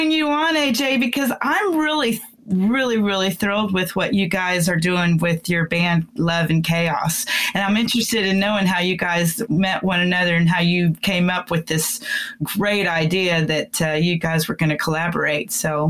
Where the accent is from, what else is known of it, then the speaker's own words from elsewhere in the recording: Florida panhandle, United States; moved away; also born or lived in Houston, Texas; I grew up on the panhandle of Texas. I mean, the panhandle of Florida, because I was born in Texas. I was born in Houston, but I moved to the panhandle for about 15 years.